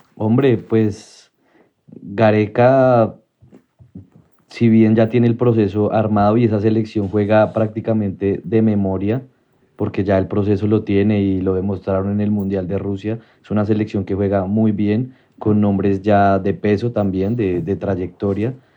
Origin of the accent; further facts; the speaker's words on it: Colombia; como colombiano